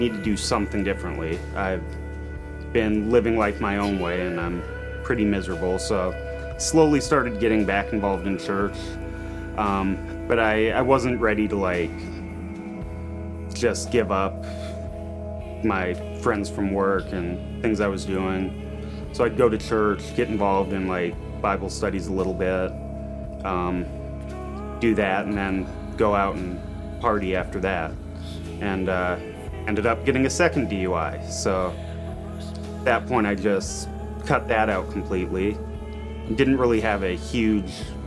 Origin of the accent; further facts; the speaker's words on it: Montana, United States; moved away as an adult; also born or lived in Portland; I grew up in Montana with a Christian family